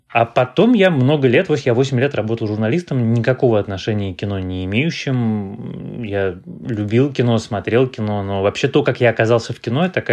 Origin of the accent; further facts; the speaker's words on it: Moscow, Russia; born there; Коренной, кажется, это много поколений. Нет, я не коренной москвич.